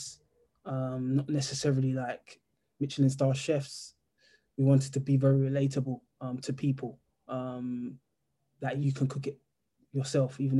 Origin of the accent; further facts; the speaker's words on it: London, United Kingdom; we're from South London, so we've got like a massive community here.